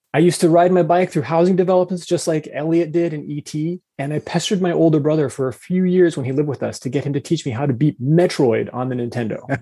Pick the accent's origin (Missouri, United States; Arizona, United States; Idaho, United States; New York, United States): Arizona, United States; Phoenix; I grew up in the Phoenix metro area